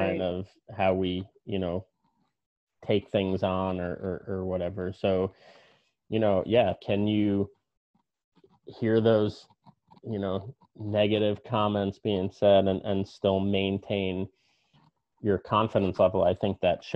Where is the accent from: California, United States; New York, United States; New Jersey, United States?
New Jersey, United States; I grew up in New Jersey